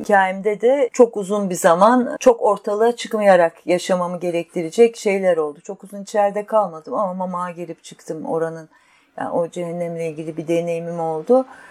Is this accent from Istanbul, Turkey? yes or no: yes; Istanbul, Turkey; E, büyük şehirde İstanbul'da yaşıyorduk ergenliğimden itibaren